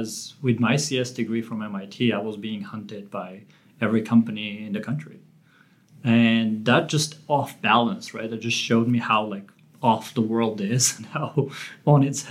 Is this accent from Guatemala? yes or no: no; Armenia; moved away; I grew up in Armenia, not just any time in Armenia.